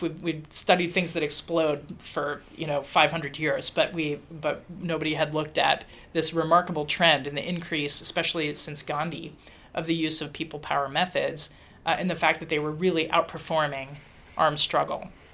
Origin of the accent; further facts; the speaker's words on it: Dayton, Ohio, United States; I was growing up in Dayton, Ohio